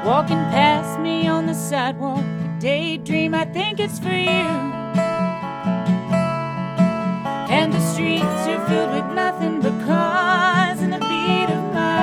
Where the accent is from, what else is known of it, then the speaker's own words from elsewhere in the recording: Richmond, Kentucky, United States; We're from Richmond, and we spend a lot of time in Lexington, too